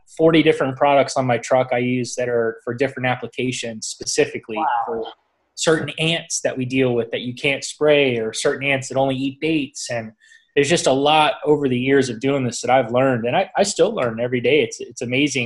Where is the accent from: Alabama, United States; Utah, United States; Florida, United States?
Florida, United States; Southwest; as a kid growing up here, I was in Boy Scouts growing up